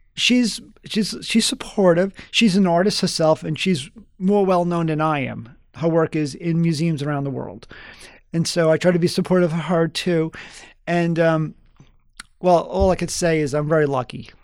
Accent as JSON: {"language": "English", "town": "New York City", "region": "New York", "country": "United States", "tie": "born or raised there", "also_born_or_lived": "Long Island", "moved": "yes", "said": "I grew up in the South Bronx"}